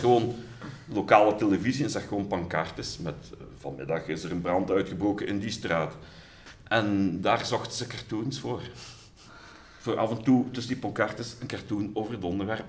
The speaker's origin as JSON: {"language": "Dutch", "town": "Sint-Truiden", "region": "Flanders", "country": "Belgium", "tie": "born or raised there", "said": "ik ben geboren in Sint-Truiden in 1968."}